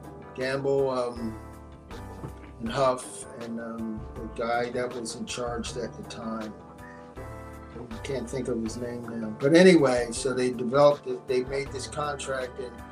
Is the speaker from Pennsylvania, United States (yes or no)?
yes; Philadelphia, Pennsylvania, United States; I was born in Bryn Mawr, but I lived in North Philly, which was a black projected area, you know.